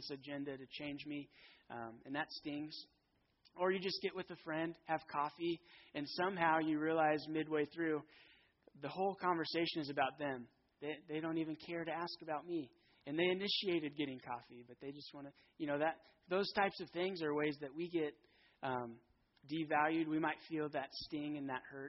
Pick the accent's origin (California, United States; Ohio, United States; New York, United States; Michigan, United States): California, United States; Fountain Valley; I grew up in Fountain Valley, which is right next to Huntington Beach